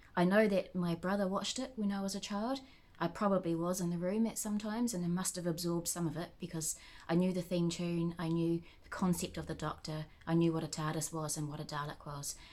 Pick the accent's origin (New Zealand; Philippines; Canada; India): New Zealand; I'm a Kiwi